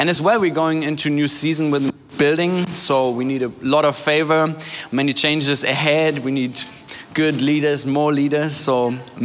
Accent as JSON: {"language": "English", "country": "Germany", "tie": "born or raised there", "also_born_or_lived": "Hamburg", "said": "I was born and raised in Germany"}